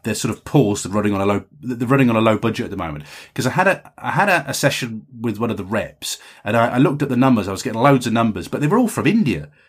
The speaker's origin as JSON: {"language": "English", "region": "England", "country": "United Kingdom", "said": "as an English writer"}